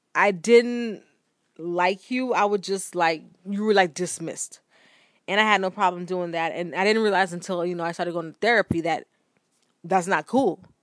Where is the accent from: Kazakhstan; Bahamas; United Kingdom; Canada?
Bahamas; moved away; also born or lived in United States; growing up in the Bahamas